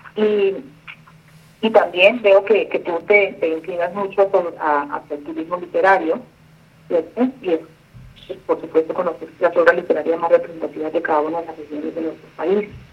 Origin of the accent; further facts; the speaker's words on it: Buenaventura, Valle del Cauca, Colombia; Yo soy una mujer eh, bonaverense, nací en Buenaventura, Valle del Cauca. Eh, amo mi tierra